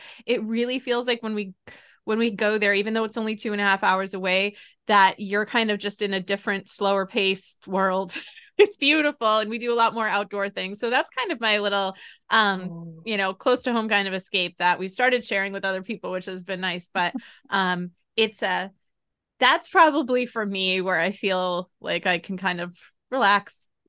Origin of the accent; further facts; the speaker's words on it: New England, United States; So, I live in Massachusetts, which I love. I'm from New England.